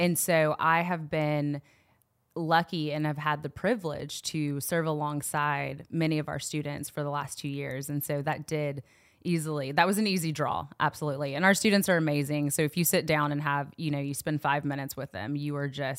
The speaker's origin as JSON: {"language": "English", "town": "Knoxville", "region": "Tennessee", "country": "United States", "tie": "born or raised there", "said": "I'm from Knoxville, born and raised. Believe it or not, a lot of times people say they can't tell based off of how I'm speaking. There's not that extra twang in there, right?"}